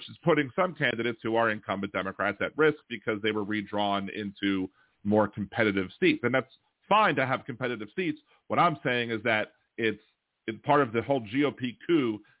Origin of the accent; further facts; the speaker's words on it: Maryland, United States; So yeah, Maryland's, I'm from Maryland.